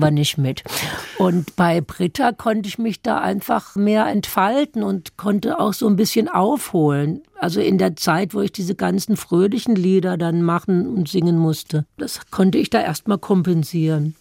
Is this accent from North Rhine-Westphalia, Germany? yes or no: no; Hügelsheim, Baden-Württemberg, Germany; accent: Baden dialect; moved away as an adult; now in Berlin, Germany; im badischen Hügelsheim. Das sind so ein paar Dörfer an der Grenze zum Rhein. Und da muss man ja immer mithelfen, aber bis man sechs oder sieben ist